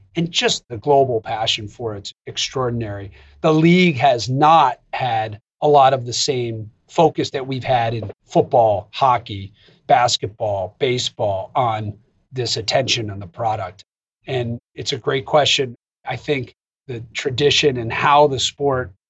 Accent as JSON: {"language": "English", "country": "United States", "said": "as an American"}